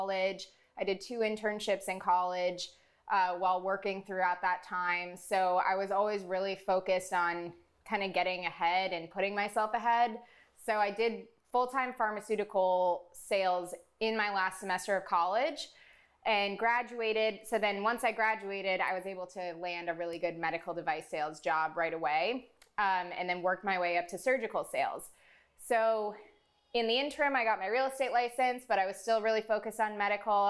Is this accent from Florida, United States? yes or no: yes; South Florida, United States; I'm born and raised in South Florida